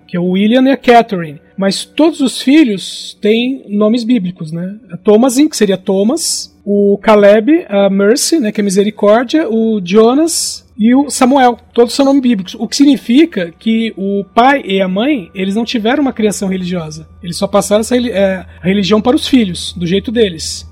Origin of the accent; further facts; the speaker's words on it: Brazil; nós somos brasileiros